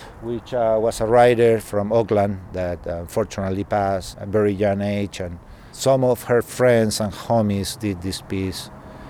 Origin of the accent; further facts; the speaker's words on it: Chile; moved away as an adult; now in United States; I'm originally from Chile.